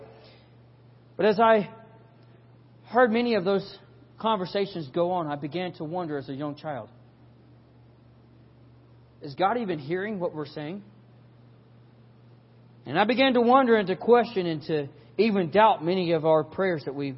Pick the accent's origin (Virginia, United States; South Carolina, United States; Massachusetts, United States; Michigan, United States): South Carolina, United States; We're from South Carolina